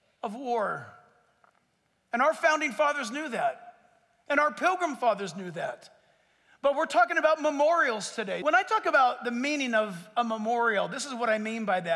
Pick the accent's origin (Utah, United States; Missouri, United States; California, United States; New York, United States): California, United States; San Diego; also born or lived in Orange County, California / Costa Mesa, California; now in Chino Hills, United States; I was born in San Diego, lived close enough to the ocean in OC